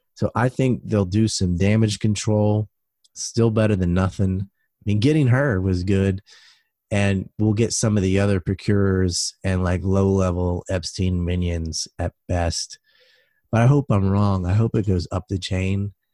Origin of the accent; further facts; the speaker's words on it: United States; I'm an American